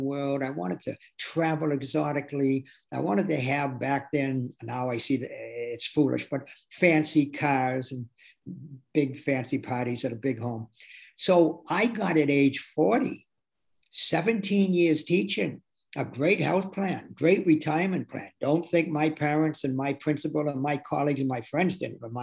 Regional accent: Athol, Massachusetts, United States; moved away as an adult; also born or lived in Amherst, Massachusetts / Boston, Massachusetts; I was born in Athol, a little mill town 30 miles outside of Amherst.

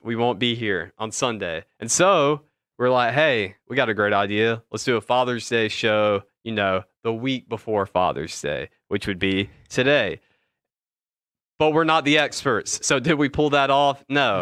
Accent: Atlanta, Georgia, United States; we're from Atlanta

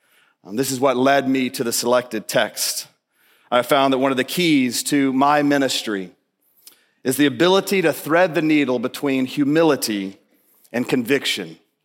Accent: Melissa, Texas, United States; I come from Melissa, Texas

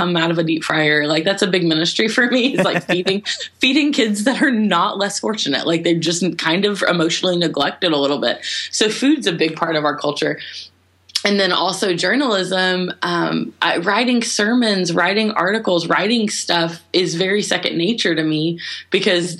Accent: the South, United States; now in Seymour, Indiana, United States; I was raised in the South

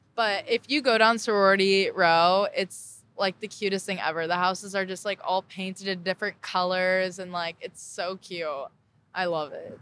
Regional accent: Orange County, California, United States; moved away as an adult; now in Charleston, United States

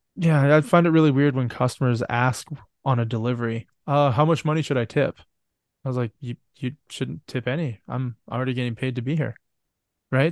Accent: Canada; I'm from Canada.

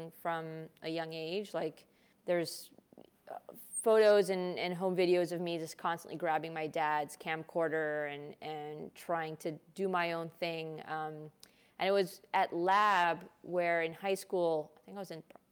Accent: Chicago, Illinois, United States; first language Hindi; moved away as an adult; now in New York, United States; I was born and raised in Hyde Park. I was there until I went to college.

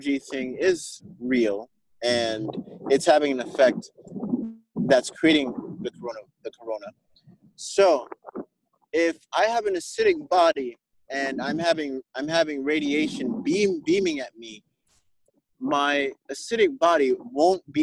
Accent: Jamaica; as a Jamaican

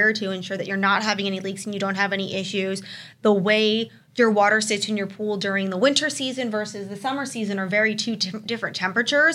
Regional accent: Florida, United States; now in Arizona, United States; I'm originally from Florida

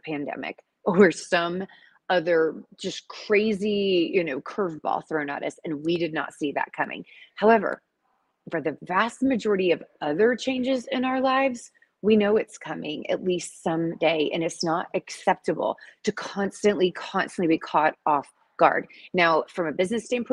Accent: Atlanta, Georgia, United States; moved away; I am in the ATL, the Dirty South, y'all, for a speaking engagement this week. Super exciting. And this is my hometown, so I'm in my old stomping ground.

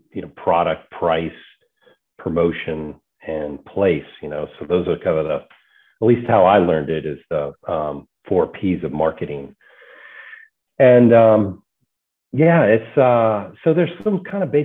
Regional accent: Northern Virginia, United States; moved away as an adult; also born or lived in Kentucky / Atlanta / Oregon / Pittsburgh; now in Richmond, United States; I grew up in Northern Virginia and then was in Kentucky for a little bit, Atlanta, Oregon, and Pittsburgh most recently

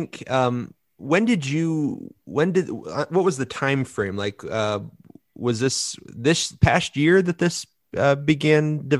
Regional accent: United States; Well, I'm an American through and through, because unfortunately I only speak 1

